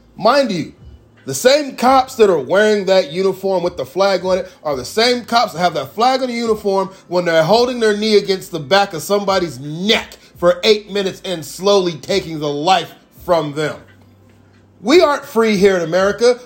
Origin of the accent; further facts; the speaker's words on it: United States; as an American